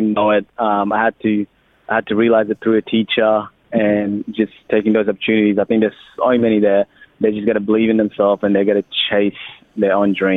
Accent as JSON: {"language": "English", "country": "Australia", "also_born_or_lived": "Sudan", "accent": "Australian"}